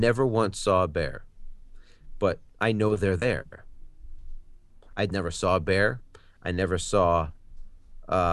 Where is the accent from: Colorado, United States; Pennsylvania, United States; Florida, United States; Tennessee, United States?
Colorado, United States; I grew up in Colorado